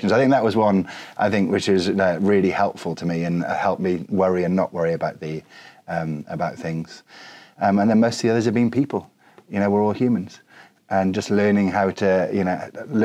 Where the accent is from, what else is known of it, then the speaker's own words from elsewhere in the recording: Wales, United Kingdom; I'm Welsh